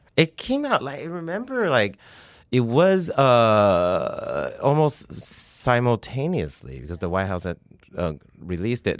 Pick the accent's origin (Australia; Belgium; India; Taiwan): Taiwan; moved away; also born or lived in Canada; I grew up in Taiwan